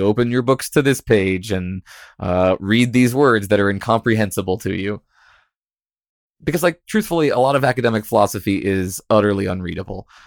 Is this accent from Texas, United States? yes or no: no; Virginia, United States; I grew up in Virginia